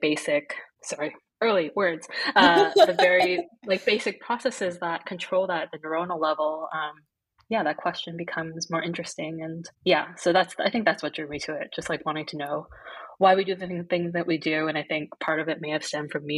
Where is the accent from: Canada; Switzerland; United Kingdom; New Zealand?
Canada; Toronto, Ontario; I grew up in Toronto